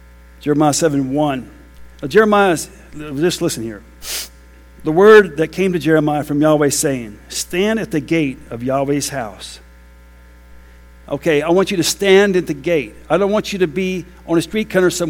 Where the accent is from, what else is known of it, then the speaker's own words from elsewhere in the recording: United States; I'm American.